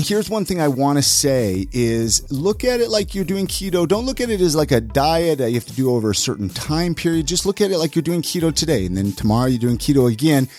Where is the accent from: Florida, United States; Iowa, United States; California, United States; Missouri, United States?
California, United States; Ventura; now in Utah, United States; that's actually where I was, I'm from too.